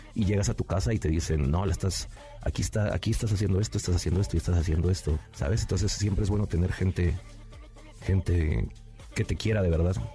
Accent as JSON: {"language": "Spanish", "town": "Nezahualcóyotl", "region": "State of Mexico", "country": "Mexico", "tie": "born or raised there", "said": "vivía yo ahí en Ciudad Neza, bueno, la mayoría de gente sabe que soy originario del Estado de México, ahí de Ciudad Nezahualcóyotl"}